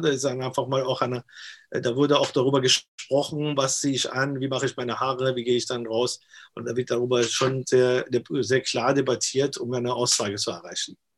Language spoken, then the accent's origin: German; Iran; moved away; also born or lived in Austria; ich komme ja aus dem Iran und ich bin ja äh, damals, äh, was Iran-Irak-Krieg war, geflüchtet und bin dann nach, nach Österreich erstmal